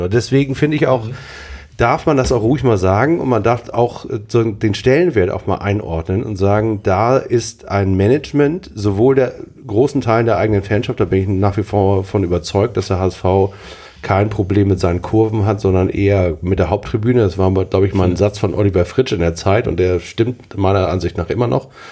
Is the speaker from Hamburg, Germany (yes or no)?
yes; Hamburg, Germany; als Hamburger